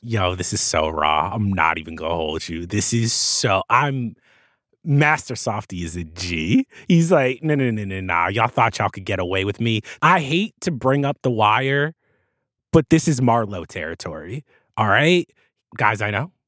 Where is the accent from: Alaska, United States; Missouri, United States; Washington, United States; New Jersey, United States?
New Jersey, United States; I grew up in New Jersey